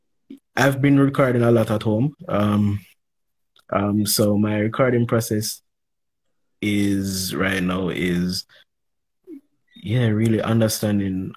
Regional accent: Jamaica; We're both youths growing up in Jamaica.

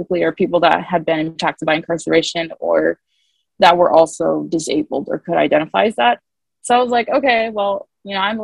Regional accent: Muncie, Indiana, United States; I'm from Muncie

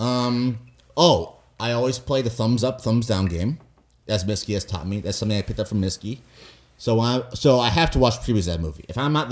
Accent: United States; I'm an American

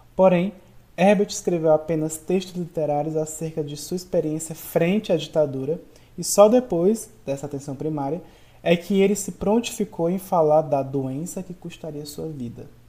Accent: Brazil; somos brasileiros

